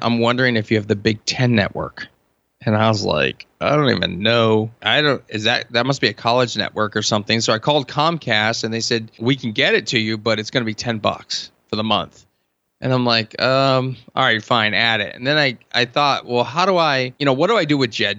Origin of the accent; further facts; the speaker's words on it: Hershey, Pennsylvania, United States; I'm from Hershey